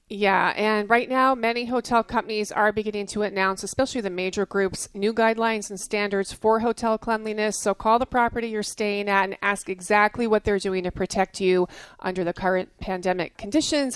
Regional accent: New Jersey, United States; I grew up in New Jersey

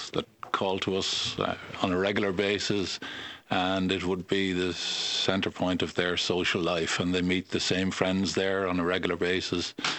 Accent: County Wicklow, Ireland; now in Donegal, Ireland; Originally from County Wicklow.

